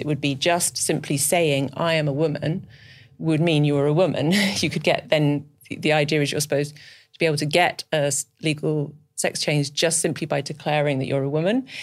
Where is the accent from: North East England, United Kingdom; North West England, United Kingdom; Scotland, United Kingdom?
Scotland, United Kingdom; moved away; I'm actually from Scotland originally.